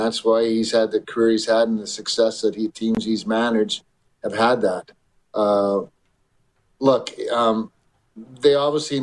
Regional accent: Canada; being a Canadian

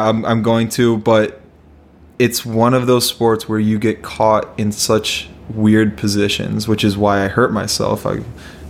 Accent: Chicago, Illinois, United States; now in Minnesota, United States; we're from Chicago

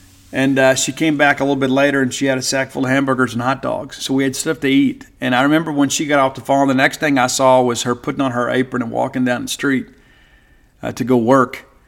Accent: the South, United States; That's kind of how it was growing up in the South.

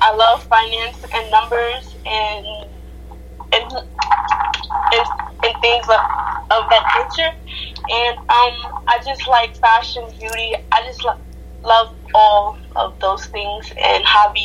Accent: New York City, New York, United States; I'm from Harlem, New York.

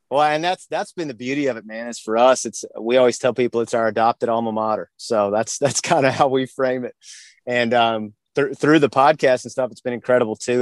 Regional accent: Virginia, United States; moved away as an adult; we're originally from Virginia, and my wife and I had had moved down here back at the end of 2010

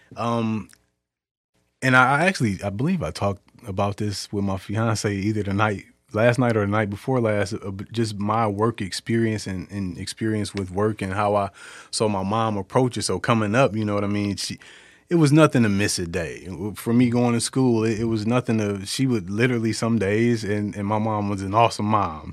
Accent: Detroit, Michigan, United States; born and raised in Detroit.

